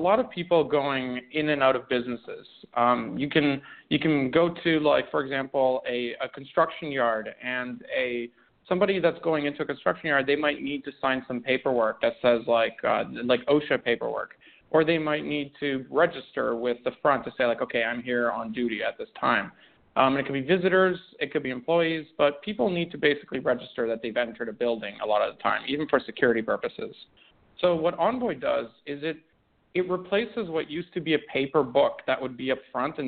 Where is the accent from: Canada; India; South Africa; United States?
Canada; also born or lived in Romania; I was born in Romania, went through some crazy smuggling stuff, went to Canada. That's where I grew up, so I'm Canadian